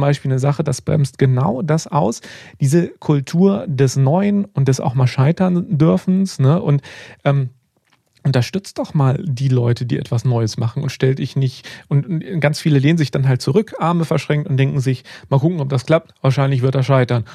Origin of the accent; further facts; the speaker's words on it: Germany; Bei uns in Deutschland